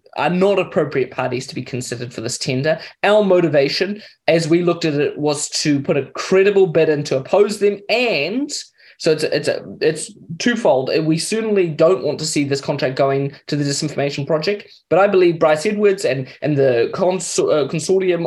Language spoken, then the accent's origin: English; Mozambique; also born or lived in Kenya; now in New Zealand; I grew up in Mozambique